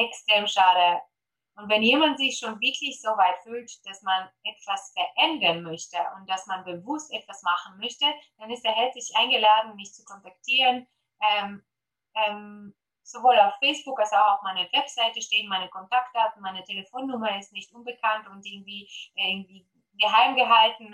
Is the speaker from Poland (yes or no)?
yes; Poland; German is a second language; moved away; Deutsch ist nicht meine Muttersprache. Ich komme ursprünglich aus Polen.